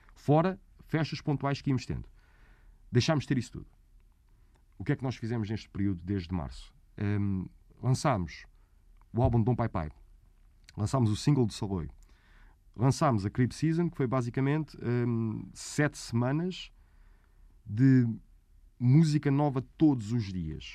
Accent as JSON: {"language": "Portuguese", "town": "Almada", "region": "Setúbal", "country": "Portugal", "said": "Eu sou da Almada"}